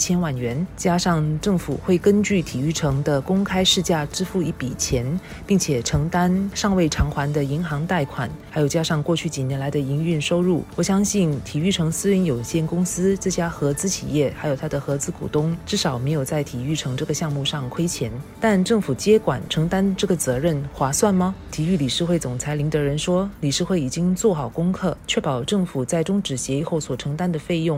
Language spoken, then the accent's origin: Chinese; Singapore; 身为新加坡人，